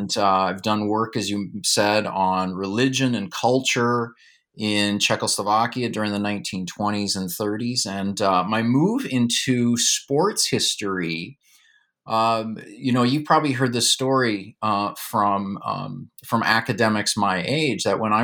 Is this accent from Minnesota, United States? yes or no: yes; Duluth, Minnesota, United States; I like to say that in growing up in Duluth, it was like growing up in an East European city.